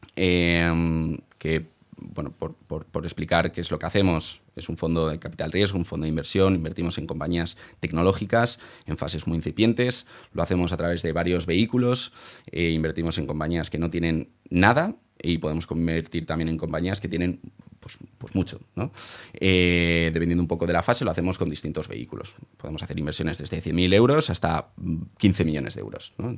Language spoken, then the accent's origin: Spanish; Valencia, Valencian Community, Spain; valenciano, eh, nací allí